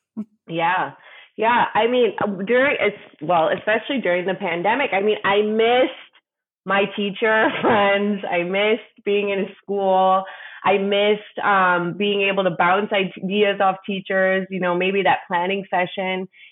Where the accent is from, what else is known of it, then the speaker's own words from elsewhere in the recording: Detroit, Michigan, United States; moved away as an adult; now in India; I'm from Detroit, Michigan, and I started teaching there